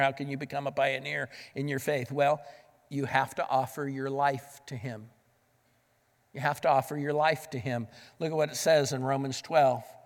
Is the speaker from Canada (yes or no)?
no; the West, United States; moved away; Growing up in the West